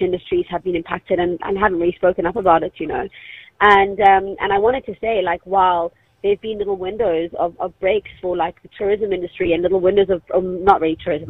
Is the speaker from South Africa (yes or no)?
yes; Cape Town, Western Cape, South Africa; we're from Cape Town